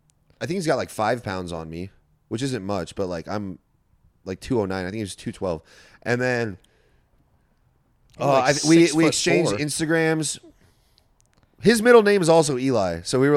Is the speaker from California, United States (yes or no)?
yes; Orange County, California, United States; I grew up in Orange County too.